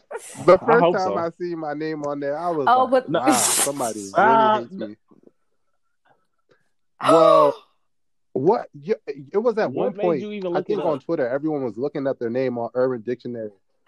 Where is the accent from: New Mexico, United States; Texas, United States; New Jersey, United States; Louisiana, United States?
New Jersey, United States; Trenton; now in Philadelphia, United States; So I was born in Trenton, New Jersey. So I'm a citizen. I'm a citizen at the end of the day.